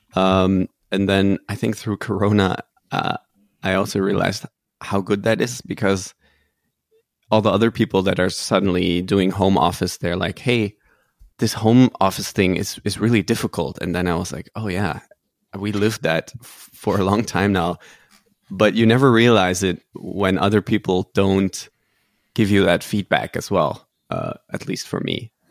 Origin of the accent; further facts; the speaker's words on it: Netherlands; I'm originally Dutch, but also half German